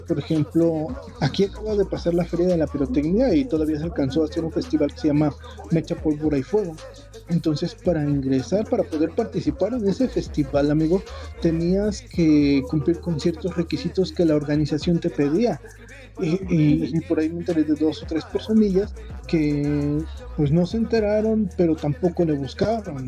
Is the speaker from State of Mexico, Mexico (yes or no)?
yes; Tultepec, State of Mexico, Mexico; yo he eh, estado en algunos centros de acopio que se han montado precisamente aquí en la concha acústica de Tultepec.